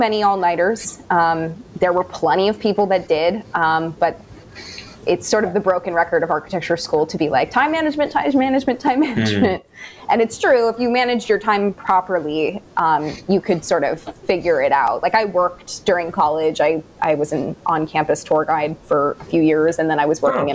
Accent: New Jersey, United States; moved away as an adult; now in New York City, United States; she has the practice in my hometown in New Jersey

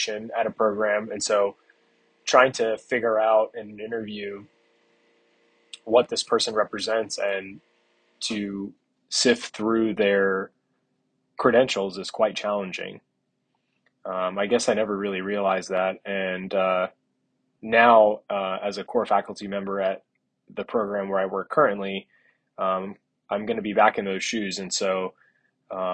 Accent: South Florida, United States; growing up in South Florida

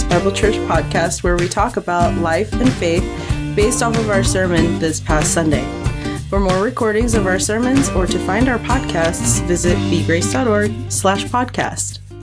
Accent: United States; I was born in America, but I was raised in a Korean household

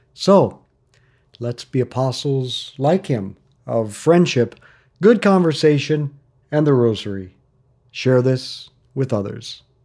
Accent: Northwest Iowa, United States; now in Lawrence, United States; I grew up in Northwest Iowa

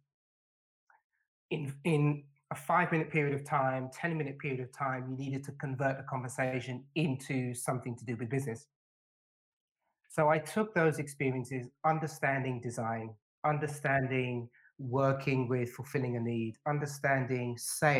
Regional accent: London, United Kingdom; When I was a kid, when I was a teenager growing up in London, I was stopped by the police on numerous occasions

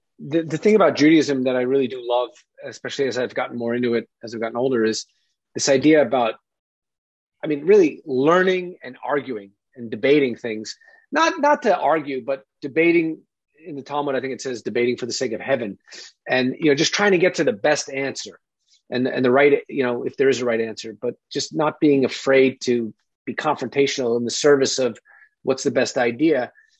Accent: Jericho, New York, United States; So I think guys like us, who like Johnny growing up in Syosset, or me … you know, Jericho, we had it easy.

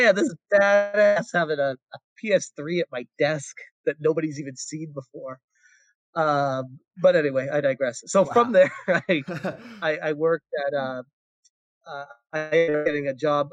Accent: Massachusetts, United States; moved away as an adult; now in California, United States; I was born and raised in Massachusetts and moved out to California when I was 25.

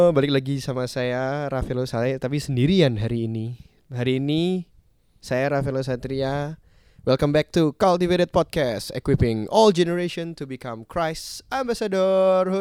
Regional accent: Semarang, Central Java, Indonesia; aku Semarang kok.

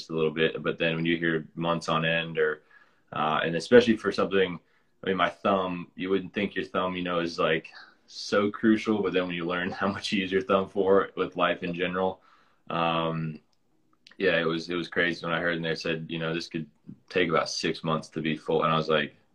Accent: Lincoln, Nebraska, United States; I was born in Lincoln

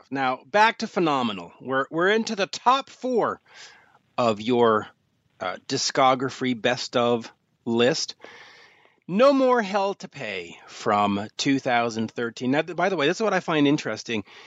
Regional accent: Canada; as a Canadian

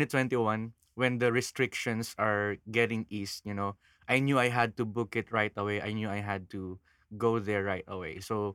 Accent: Quezon City, Metro Manila, Philippines; moved away as an adult; now in Siargao, Philippines; I'm originally from Quezon City.

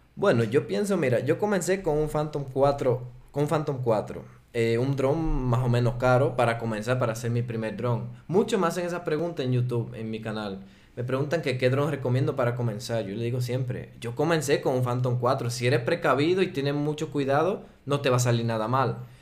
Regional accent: Dominican Republic; accent: Dominican; first language Spanish; moved away as an adult; now in Switzerland; yo soy suizo, eh, nací en la República Dominicana, crecí allá y llevo seis años aquí en Suiza

